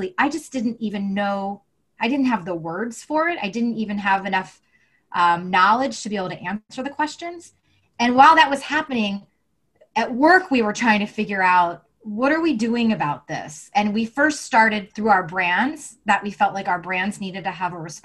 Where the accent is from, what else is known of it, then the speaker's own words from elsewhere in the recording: the South, United States; I grew up in the South